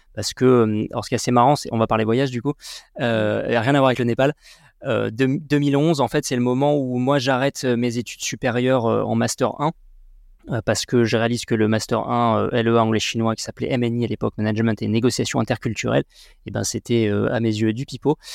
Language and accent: French; Sarlat, Nouvelle-Aquitaine, France; also born or lived in Bordeaux; franco-tibétain né à Sarlat. J'ai grandi dans le Périgord noir jusqu'à mes 18 ans